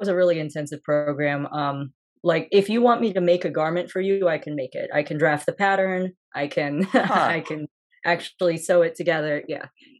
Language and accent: English; Springfield, Missouri, United States; also born or lived in Osaka, Japan / Columbia, Missouri; I'm originally from Springfield, Missouri, and that's where I am right now as well.